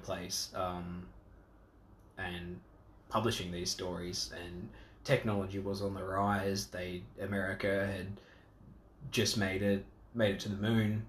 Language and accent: English; Australia